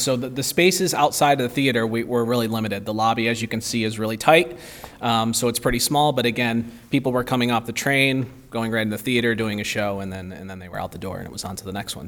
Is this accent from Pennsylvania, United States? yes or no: no; the Berkshires, Massachusetts, United States; moved away as an adult; I grew up here in the Berkshires and, uh, left for ten years and then came back